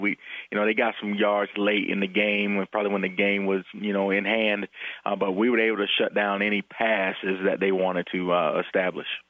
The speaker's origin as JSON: {"language": "English", "region": "Florida", "country": "United States", "moved": "yes", "lives_now": "Nebraska, United States", "said": "I'm from Florida"}